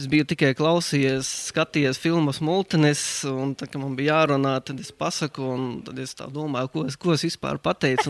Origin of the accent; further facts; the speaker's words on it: Balvi, Balvi Municipality, Latvia; moved away as an adult; also born or lived in Riga / England / Germany / Finland; es esmu dzimis Balvos, Latvijā tur es arī pavadīju savu, savas pirmās 12 klases